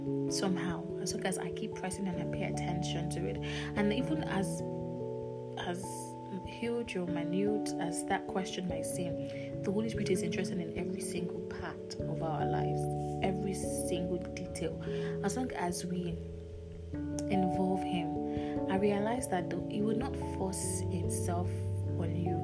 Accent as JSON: {"language": "English", "country": "Nigeria", "said": "I'm Nigerian"}